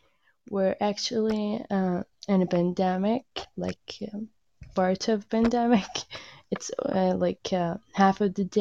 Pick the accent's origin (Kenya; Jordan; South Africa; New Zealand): Jordan; first language Arabic; English is a second language; I'm from Jordan, Middle East.